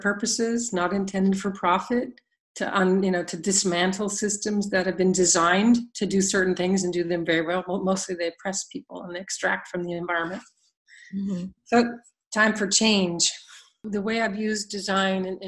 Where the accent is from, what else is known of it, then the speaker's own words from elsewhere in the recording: United States; moved away as an adult; most of us growing up in the U.S.